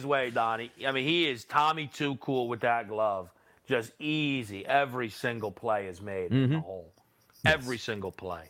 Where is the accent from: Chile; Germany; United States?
United States; New Jersey; We're from New Jersey.